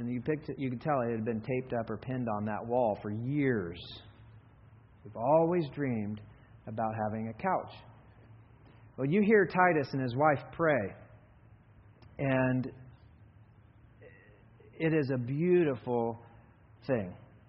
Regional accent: Kenya; You know, I grew up in Kenya.

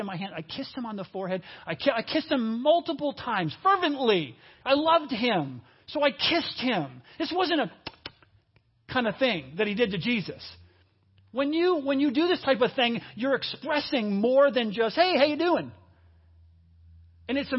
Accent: New York, United States; moved away as an adult; now in Cincinnati, United States; I grew up a lot of my life in New York. And in New York, in the Northeast

